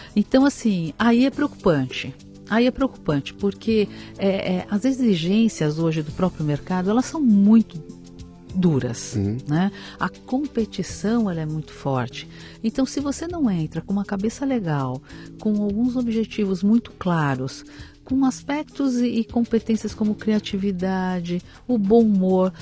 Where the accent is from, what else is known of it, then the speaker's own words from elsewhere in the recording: São Paulo, Brazil; Eu nasci em São Paulo.